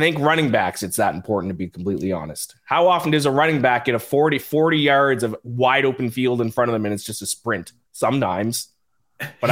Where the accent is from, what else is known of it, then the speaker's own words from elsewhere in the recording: Nova Scotia, Canada; accent: Nova Scotian; I'm actually from the East Coast. I have an East Coast Canadian accent